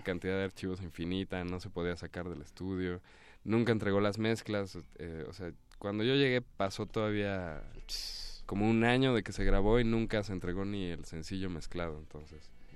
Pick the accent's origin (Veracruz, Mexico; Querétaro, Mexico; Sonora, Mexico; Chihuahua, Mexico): Querétaro, Mexico; now in Mexico City, Mexico; yo crecí allá en Querétaro y luego me vine a vivir acá al DF